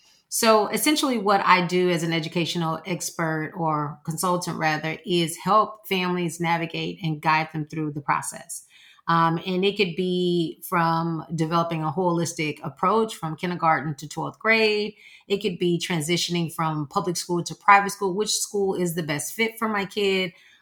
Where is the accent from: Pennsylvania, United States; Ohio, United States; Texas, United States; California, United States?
Texas, United States; Houston; I'm from Houston, Texas.